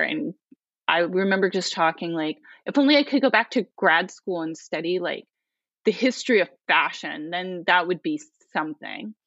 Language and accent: English; rural Pennsylvania, United States; moved away as an adult; also born or lived in Portland, Oregon / New York; I grew up in Pennsylvania, in rural Pennsylvania